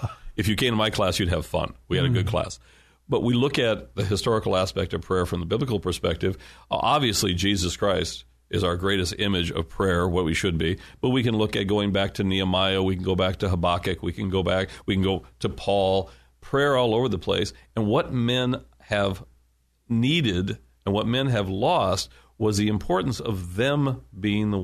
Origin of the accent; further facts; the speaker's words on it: United States; I'm an American